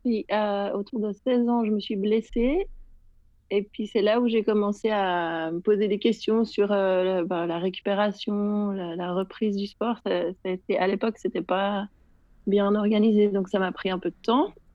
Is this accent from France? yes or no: no; Geneva, Switzerland; je suis euh, de Genève